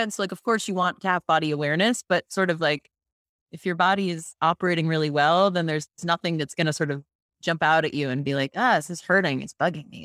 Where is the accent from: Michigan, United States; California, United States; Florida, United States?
Florida, United States; Tampa; I'm from Florida, originally from the Tampa Bay area